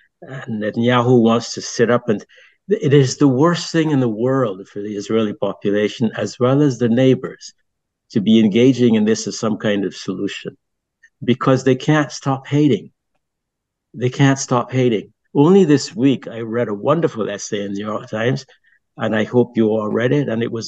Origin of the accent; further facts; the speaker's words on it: Barbados; also born or lived in France; I grew up in Barbados and I grew up in a British society and I came to know the British.